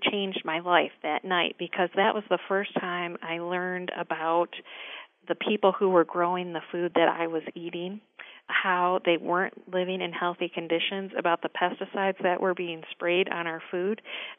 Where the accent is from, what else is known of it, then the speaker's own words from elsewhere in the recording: East Lansing, Michigan, United States; I grew up in East Lansing, the home of Michigan State University.